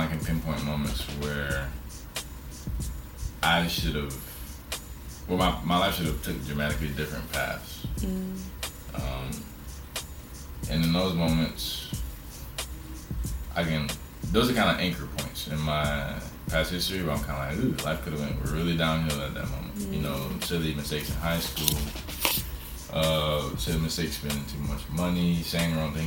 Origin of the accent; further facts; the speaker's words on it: Tallahassee, Florida, United States; my deepest relationships with my friends in my hometown, Tallahassee.